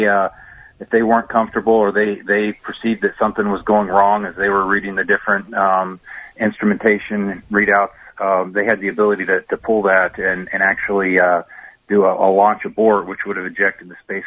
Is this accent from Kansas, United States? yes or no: no; Lexington, Kentucky, United States; moved away; I grew up in Lexington and went to the University of Kentucky